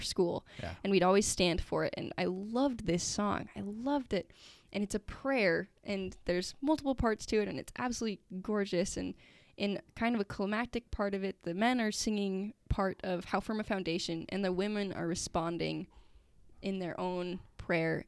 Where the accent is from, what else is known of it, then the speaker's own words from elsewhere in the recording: Sandy, Utah, United States; also born or lived in St. George, Utah; I'm from Sandy, Utah